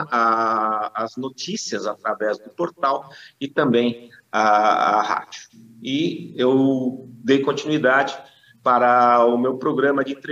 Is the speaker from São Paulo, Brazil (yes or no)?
yes; São Paulo, Brazil; eu sou natural de São Paulo.